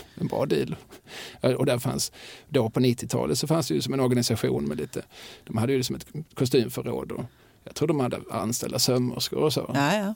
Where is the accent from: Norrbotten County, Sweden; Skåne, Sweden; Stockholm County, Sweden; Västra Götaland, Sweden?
Skåne, Sweden; Eslöv; jag är uppvuxen i Eslöv